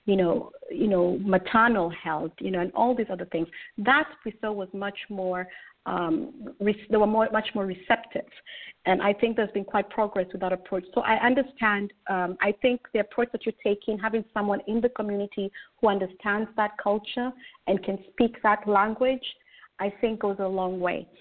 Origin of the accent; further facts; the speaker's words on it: Kenya; moved away; I'm originally from Kenya